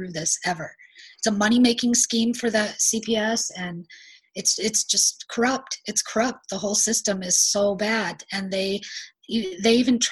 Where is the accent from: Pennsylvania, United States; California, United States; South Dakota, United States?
South Dakota, United States; moved away as an adult; I'm not from the state that I'm in. I was from South Dakota.